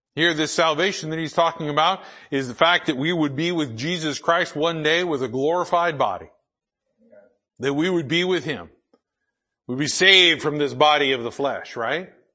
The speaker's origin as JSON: {"language": "English", "country": "United States", "tie": "born or raised there", "said": "I was born in the United States of America"}